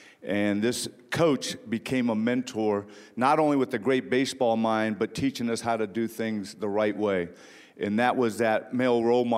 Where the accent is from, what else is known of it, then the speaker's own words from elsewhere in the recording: Ontario, California, United States; growing up in Ontario, California, about 40 miles east of Los Angeles, where my mom raised five of us by herself.